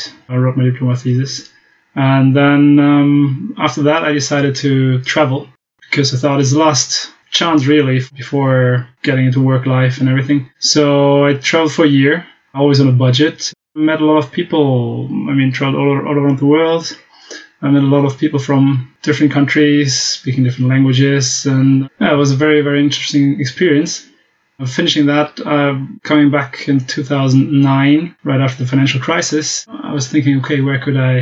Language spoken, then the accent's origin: English; Germany; first language German; English is a second language; I speak German, so I'm German, French, Dutch, and some Spanish